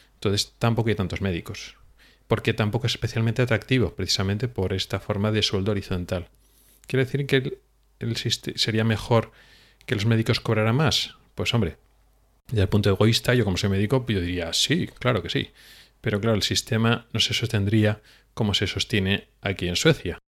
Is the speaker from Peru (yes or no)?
no; Spain; los que nos hemos educado en una especie de tradición española